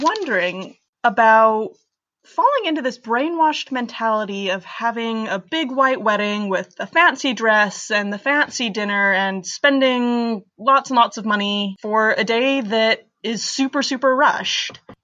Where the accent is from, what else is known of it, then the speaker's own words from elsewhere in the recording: Bethlehem, Pennsylvania, United States; I'm from Bethlehem, Pennsylvania